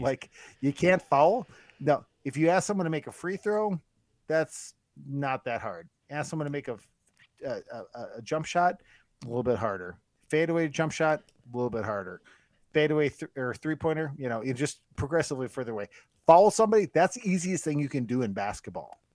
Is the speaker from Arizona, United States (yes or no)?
no; Northwest Wisconsin, United States; I'm from Northwest Wisconsin